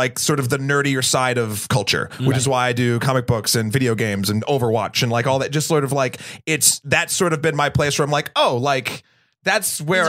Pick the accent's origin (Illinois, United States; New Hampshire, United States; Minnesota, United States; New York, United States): New Hampshire, United States; I am from New Hampshire.